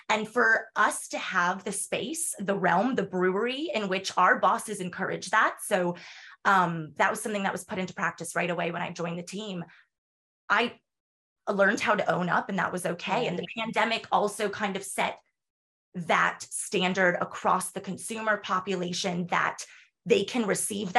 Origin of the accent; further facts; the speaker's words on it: United States; accent: American; moved away as an adult; also born or lived in North Carolina; now in Galway, Ireland; I'm American. I speak like an American